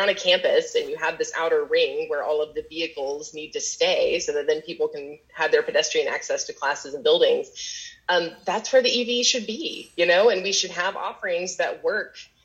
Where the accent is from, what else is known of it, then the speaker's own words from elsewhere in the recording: Knoxville, Tennessee, United States; the network that produces the giveaway homes for HGTV is housed actually in my hometown. And so they do a lot of content recording here in Knoxville, Tennessee